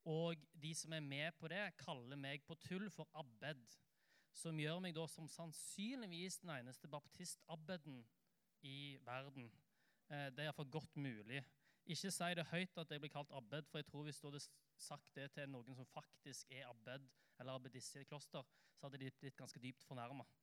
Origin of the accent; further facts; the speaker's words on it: Oslo, Norway; jeg, da, pleier å si at jeg er en Oslo-gutt, eh, men det tror ikke folk på, fordi at dialekten min er veldig rar. Det høres jo ikke ut som jeg er fra Oslo, og det er helt riktig.